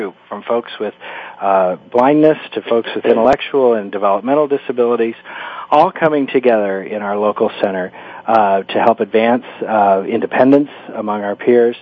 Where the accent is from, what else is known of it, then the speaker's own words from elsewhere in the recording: Kansas, United States; I was born and raised in Kansas